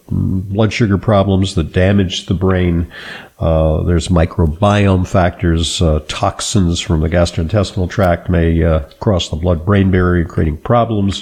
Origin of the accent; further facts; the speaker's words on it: Los Angeles, California, United States; I grew up in Southern California, in the Los Angeles basin, and there were routine smog alerts